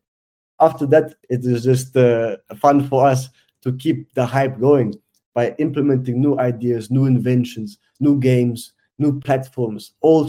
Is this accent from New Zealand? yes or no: no; South Africa; also born or lived in Switzerland; Being Swiss South African, I know it's like to have everything and to have nothing, yeah?